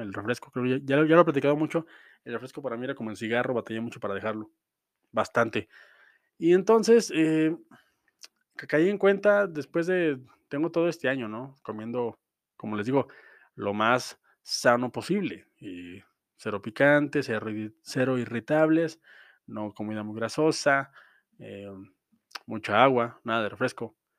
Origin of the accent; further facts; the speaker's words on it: Mexico; como mexicano